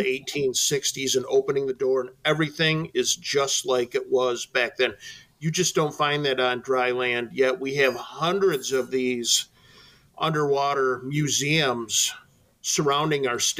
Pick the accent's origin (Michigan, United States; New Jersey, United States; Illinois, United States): Michigan, United States; Grand Rapids; I'm originally from the Grand Rapids area